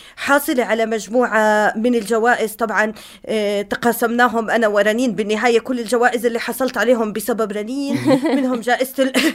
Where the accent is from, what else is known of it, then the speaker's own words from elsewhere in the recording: Jordan; بالأردن إحنا عندنا تحدي كبير